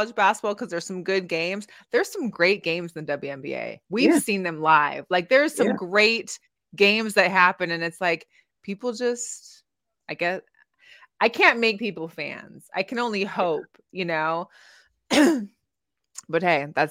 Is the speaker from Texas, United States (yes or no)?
no; Seattle, Washington, United States; now in Las Vegas, United States; I grew up in Seattle